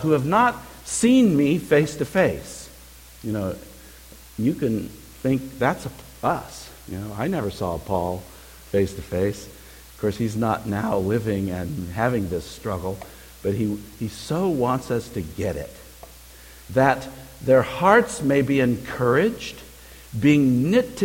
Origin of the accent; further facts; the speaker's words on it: California, United States; As a kid, I grew up in the state of California.